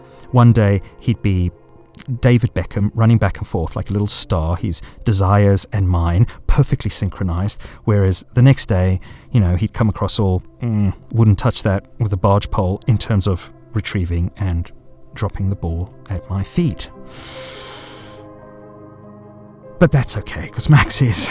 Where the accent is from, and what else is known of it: South Africa; born or raised there